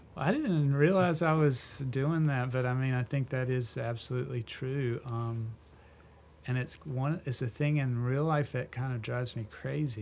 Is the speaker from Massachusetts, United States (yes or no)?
no; Clinton, North Carolina, United States; I grew up in Clinton, North Carolina